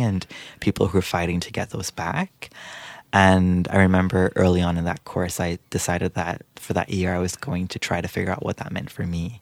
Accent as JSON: {"language": "English", "country": "Guyana", "tie": "born or raised there", "also_born_or_lived": "Trinidad and Tobago", "moved": "as an adult", "lives_now": "Peterborough, Canada", "said": "I was born in Trinidad and Tobago, but I lived for most of my life in Guyana in South America, uh, before moving to Canada."}